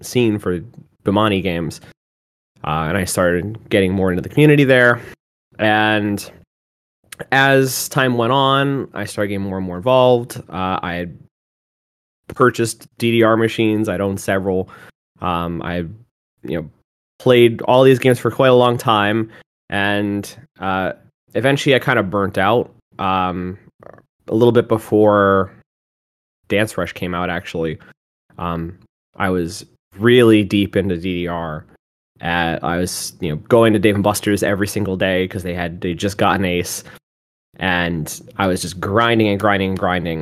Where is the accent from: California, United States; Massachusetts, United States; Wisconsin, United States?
Massachusetts, United States; moved away; I'm originally from Massachusetts